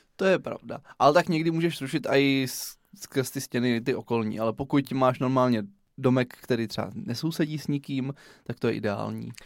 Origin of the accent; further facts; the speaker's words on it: Brno, South Moravian Region, Czechia; Já jsem se narodil v Komíně, pak jsme se stěhovali do Jundrova, na Lesnou, po druhé na Lesnou, do Černých polí, do Řečkovic, do Černých polí